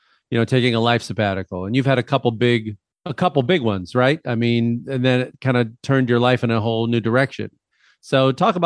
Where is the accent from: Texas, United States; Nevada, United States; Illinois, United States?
Illinois, United States; moved away; I'm from Illinois originally, so surfing was not like a thing